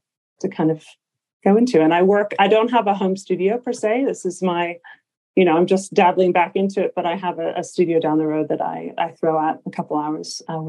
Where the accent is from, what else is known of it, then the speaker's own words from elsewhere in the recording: Los Angeles, California, United States; moved away; I'm from Los Angeles originally. So I'm a Californian, born and raised